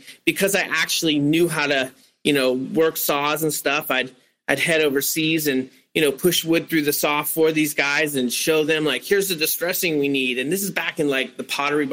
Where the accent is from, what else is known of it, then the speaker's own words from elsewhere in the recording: San Francisco, California, United States; I grew up in San Francisco